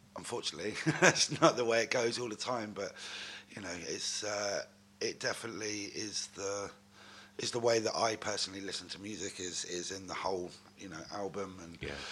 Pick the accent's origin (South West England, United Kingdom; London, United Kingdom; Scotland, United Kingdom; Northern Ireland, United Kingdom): South West England, United Kingdom; Newton Abbot; also born or lived in Exeter; I was born in Devon. Uh, I grew up in a town called Newton Abbot, which is um, in between Torquay and Exeter.